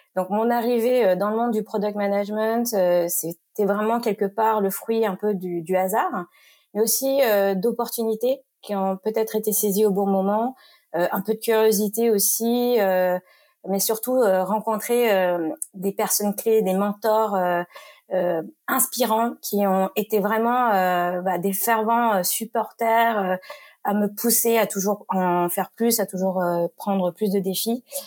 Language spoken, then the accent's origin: French; Marseille region, Provence-Alpes-Côte d'Azur, France; moved away as an adult; j'ai grandi dans le sud de la France, dans la région marseillaise